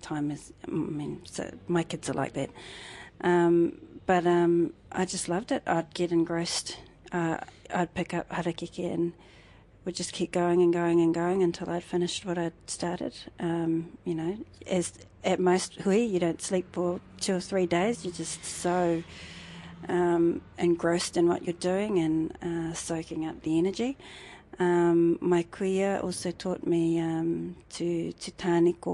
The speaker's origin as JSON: {"language": "English", "town": "Hamilton", "region": "Waikato", "country": "New Zealand", "tie": "born or raised there", "also_born_or_lived": "Rotorua / Ōtaki", "moved": "as an adult", "lives_now": "Palmerston North, New Zealand", "said": "I was brought up in Kirikiriroa in Hamilton"}